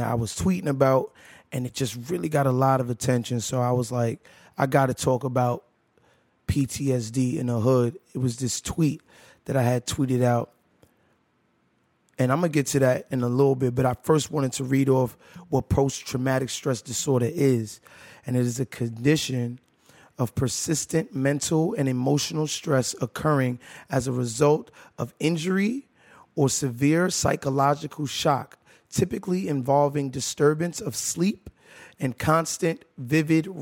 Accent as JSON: {"language": "English", "town": "New York City", "region": "New York", "country": "United States", "said": "I'm from Brooklyn, New York"}